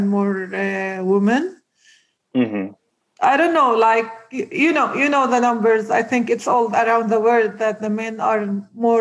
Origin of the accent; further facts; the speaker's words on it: Nazareth, Northern District, Israel; I grew up in Nazareth, a very simple family